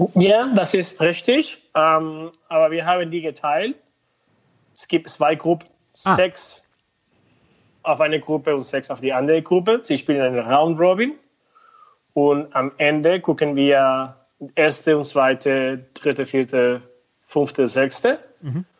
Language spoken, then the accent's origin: German; Venezuela; German is a second language; moved away as an adult; also born or lived in United States; now in Höhr-Grenzhausen, Germany; ich komme aus Venezuela